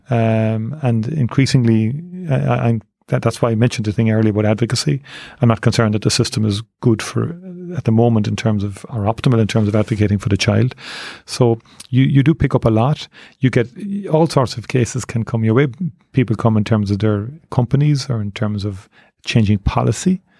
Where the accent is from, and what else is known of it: Cork, Munster, Ireland; born or raised there